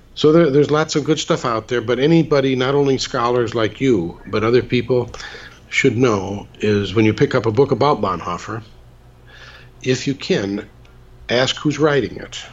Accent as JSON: {"language": "English", "town": "Muskegon", "region": "Michigan", "country": "United States", "tie": "born or raised there", "said": "I gave a lecture in my hometown of Muskegon, Michigan"}